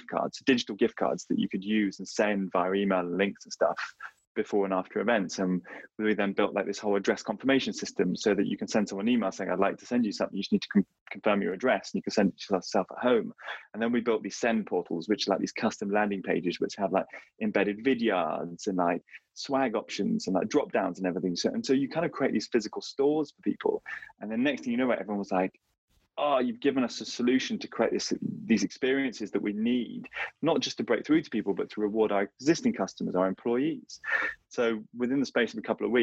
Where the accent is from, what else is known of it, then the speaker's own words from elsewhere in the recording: London, United Kingdom; where I live, I'm from London